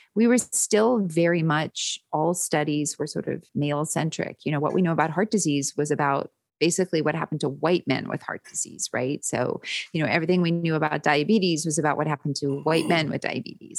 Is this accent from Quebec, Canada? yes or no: no; Winnipeg, Manitoba, Canada; moved away as an adult; also born or lived in London, Ontario; now in United States; I'm from Winnipeg originally, and I trained in London, Ontario, and I've been in the States since, uh, nineteen ninety-five.